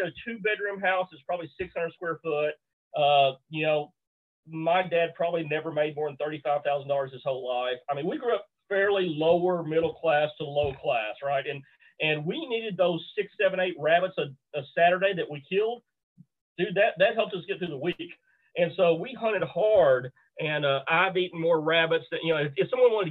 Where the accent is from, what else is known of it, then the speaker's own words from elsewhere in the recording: Bootheel, Missouri, United States; I grew up in the Boot Hill, Missouri